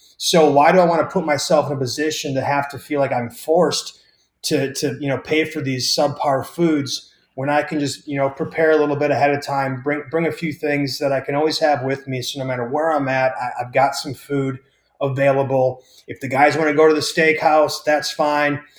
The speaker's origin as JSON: {"language": "English", "region": "Wisconsin", "country": "United States"}